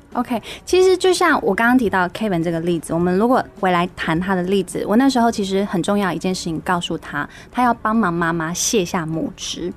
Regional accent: Kaohsiung, Taiwan; 我高雄人嘛

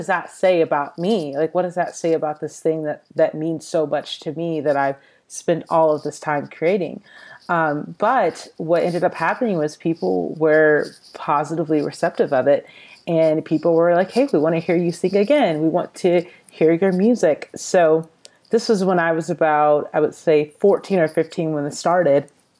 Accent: Atlanta, Georgia, United States; now in Los Angeles, United States; I'm originally from the Atlanta, Georgia area. I currently live in Los Angeles, California.

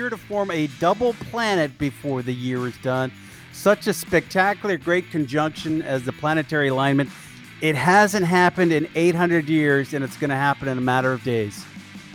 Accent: Canada

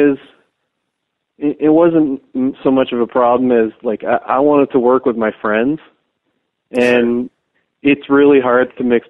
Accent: Canada; at first I'd be like, well, you know, I'm from Canada, and, you know, I don't really have great distro over in the U.S., because no one was really interested in distroing a Canadian hardcore label then.

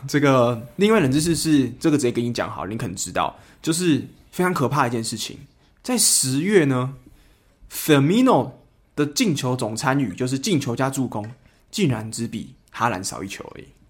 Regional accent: Kaohsiung, Taiwan; 因为我是高雄人嘛

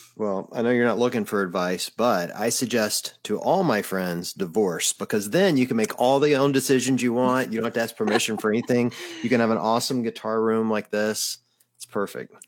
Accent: the South, United States; I grew up in the South

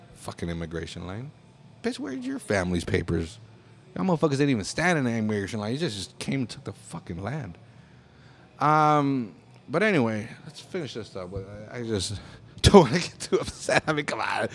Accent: United States; living in this country and being born in this country, you know? Fucking, ver, ah, I'm, I'm an American

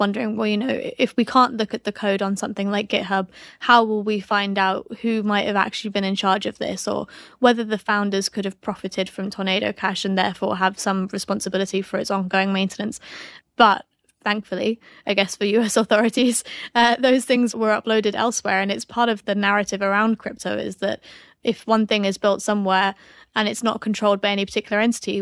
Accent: United Kingdom; accent: British; my British accent

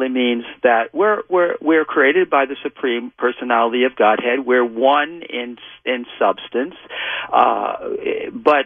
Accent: New York, United States; moved away; also born or lived in California; I'm from New York originally, and when I first went out to California

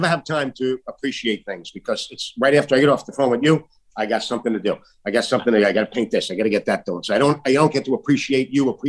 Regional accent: New York City, New York, United States; in Staten Island, my hometown

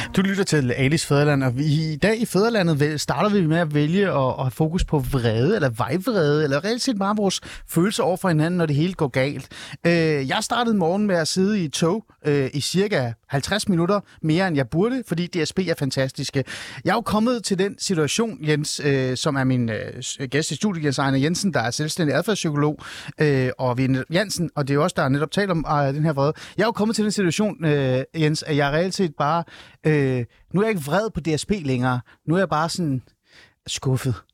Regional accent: Denmark; vi som danskere er meget stolte af at være en cykelnation

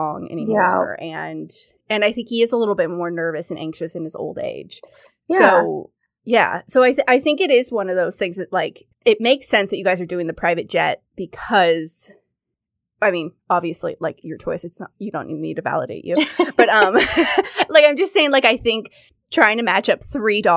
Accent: California, United States; moved away; also born or lived in London; I'm originally from California

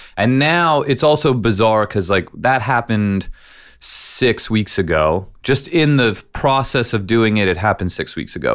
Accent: San Francisco, California, United States; also born or lived in Iowa; I was born in Iowa. They had moved to California to San Francisco when I was four

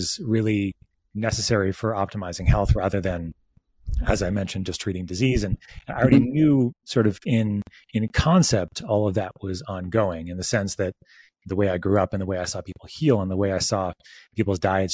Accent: Northport, New York, United States; the Northport Wellness Center there where I grew up

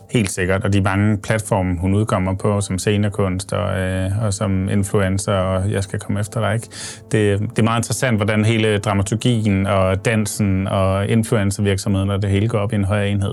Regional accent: Odense, Southern Denmark, Denmark; jeg kommer fra Odense

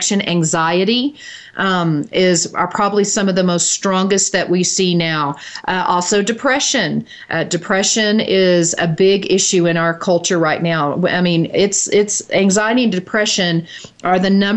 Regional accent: Dallas, Texas, United States; I grew up in Dallas, Texas, and so we were avid Dallas Cowboy football fans

